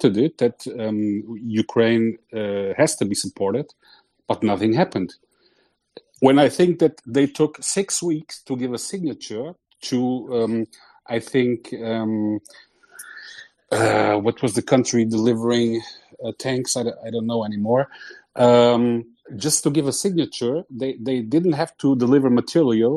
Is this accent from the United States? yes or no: no; Portugal; I come from Portugal